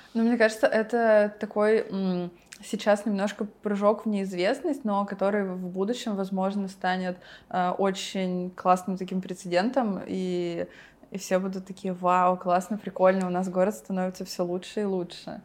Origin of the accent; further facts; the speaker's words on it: Yekaterinburg, Sverdlovsk Oblast, Russia; я из Екатеринбурга